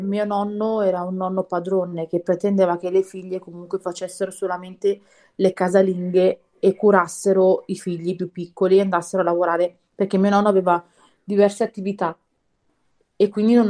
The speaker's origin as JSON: {"language": "Italian", "area": "near Novara", "region": "Piedmont", "country": "Italy", "tie": "born or raised there", "also_born_or_lived": "Milan", "said": "quando sono nata io eravamo a Milano e poi ci siamo trasferiti verso Novara."}